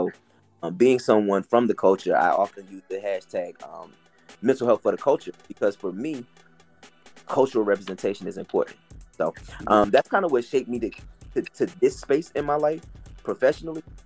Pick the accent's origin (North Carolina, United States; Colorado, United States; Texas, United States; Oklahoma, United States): North Carolina, United States; Fayetteville and Wilmington; also born or lived in Atlanta, Georgia; now in Charlotte, United States; growing up in Atlanta, growing up between Fayetteville and Wilmington, North Carolina, which is where my maternal family is from, where I lived, growing up till I moved to Charlotte